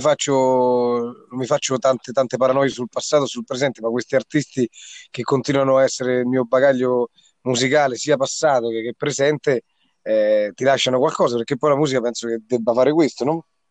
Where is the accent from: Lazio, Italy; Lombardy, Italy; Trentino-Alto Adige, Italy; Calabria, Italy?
Lazio, Italy; Grotte Santo Stefano; sono di Grotte Santo Stefano, Viterbo